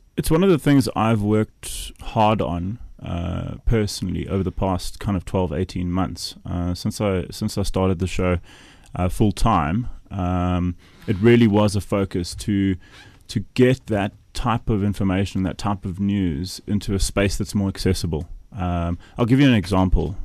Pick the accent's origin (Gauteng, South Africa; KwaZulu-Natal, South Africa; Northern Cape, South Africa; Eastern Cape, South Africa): Northern Cape, South Africa; Kimberley; Kimberley, my hometown